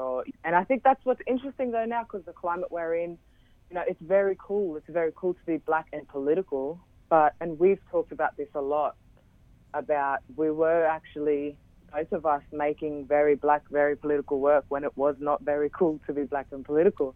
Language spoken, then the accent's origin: English; Brisbane, Queensland, Australia; I grew up in Brisbane